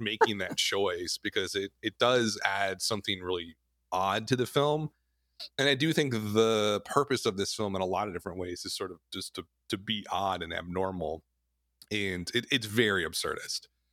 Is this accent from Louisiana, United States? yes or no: no; Wisconsin, United States; both of us are, you know, born and bred in the Midwest, we grew up in the Midwest, in Wisconsin